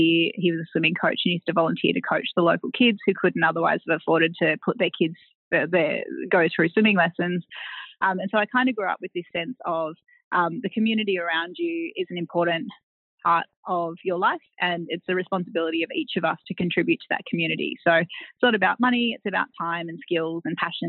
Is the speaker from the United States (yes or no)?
no; Tweed Heads, New South Wales, Australia; also born or lived in Taree; I grew up on the Gold Coast, so a little town called Tweed Heads at the southern end of the Gold Coast.